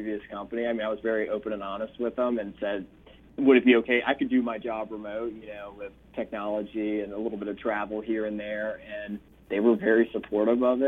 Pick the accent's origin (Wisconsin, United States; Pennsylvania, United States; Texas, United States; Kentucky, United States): Kentucky, United States; Lexington; moved away as an adult; also born or lived in Nashville, Tennessee; we're both from Lexington, Kentucky, and Lexington's always been a special place for us